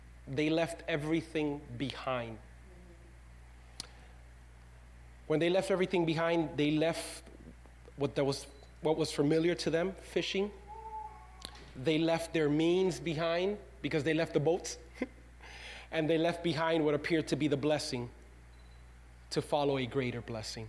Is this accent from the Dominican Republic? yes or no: yes; Dominican Republic; now in United States; Your pastor was not born in the U.S. of A. I was born in the Dominican Republic.